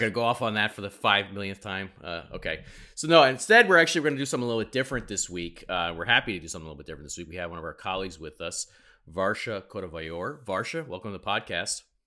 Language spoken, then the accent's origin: English; New York, United States; I'm a New Yorker